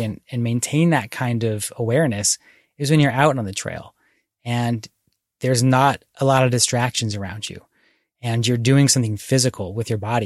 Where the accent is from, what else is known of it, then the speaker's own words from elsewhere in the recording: Philadelphia suburbs, Bucks County, Pennsylvania, United States; now in Oregon, United States; I was born here, but when I was growing up in the Philadelphia suburbs, there were not places to go hiking in Bucks County, Pennsylvania